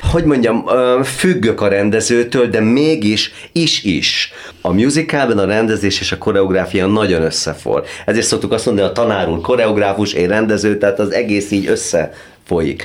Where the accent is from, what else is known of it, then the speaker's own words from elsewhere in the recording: Hungary; az egyetlen magyar vagyok, a, a, aki ebbe az előadásba valaha szerepelt